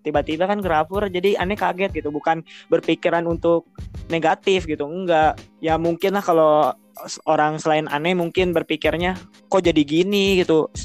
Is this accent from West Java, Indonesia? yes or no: yes; Bandung, West Java, Indonesia; aku orang Bandung